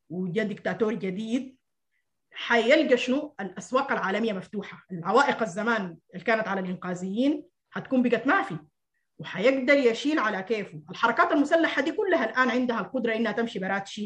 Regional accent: Sudan; هل ما من حقنا كسودانيين آه، يعني نفرح بانه قالوا حيعفوا ديوننا

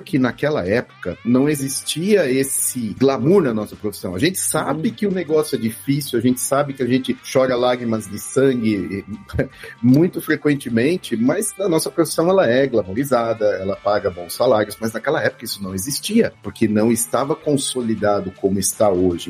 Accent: Santo André, São Paulo, Brazil; moved away as an adult; also born or lived in Belo Horizonte / Berlin / São Bernardo do Campo; eu sou natural do ABC Paulista, morei alguns anos em Belo Horizonte, em duas temporadas diferentes

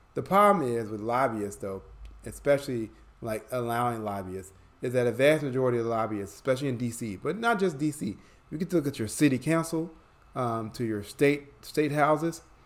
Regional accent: Chicago, Illinois, United States; now in Atlanta, United States; I'm born and raised in Chicago. I live in Atlanta, Georgia nowadays.

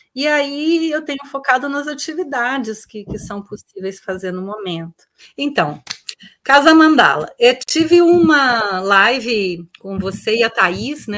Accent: Brasília, Federal District, Brazil; also born or lived in Florianópolis; eu sou de Brasília

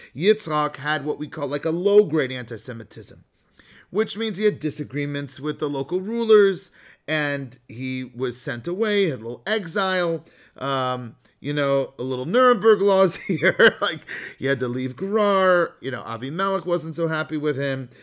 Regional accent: the Bay Area, California, United States; I'm from the Bay Area

